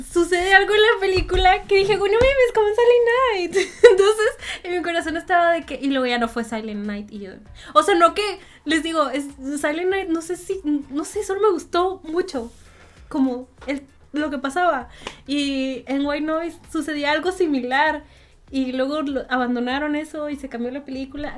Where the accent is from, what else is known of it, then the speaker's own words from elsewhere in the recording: Monterrey, Nuevo León, Mexico; el público de Monterrey es muy difícil, que no nos reímos de cualquier cosa